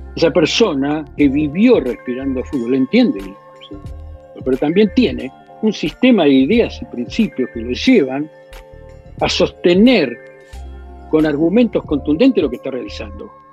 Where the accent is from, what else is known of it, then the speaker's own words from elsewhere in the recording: Argentina; nos toca vivir como argentinos